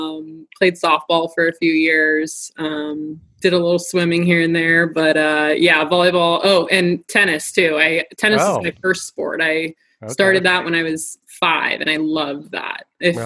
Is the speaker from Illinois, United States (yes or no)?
no; San Jose, California, United States; also born or lived in San Luis Obispo; San Jose. So about 2.5-3 hours away from San Luis Obispo.